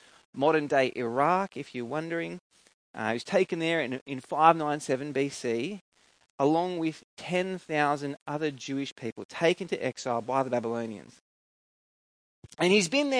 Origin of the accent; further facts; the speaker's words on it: Coffs Harbour, New South Wales, Australia; where I grew up in Coffs Harbour